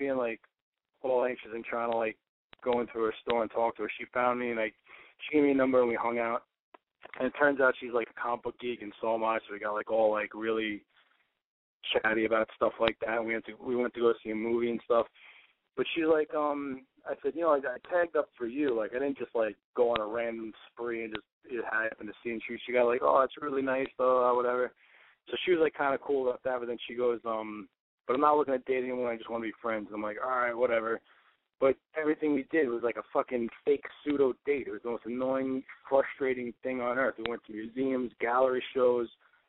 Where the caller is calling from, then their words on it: New York, United States; from New York, and I'm 29.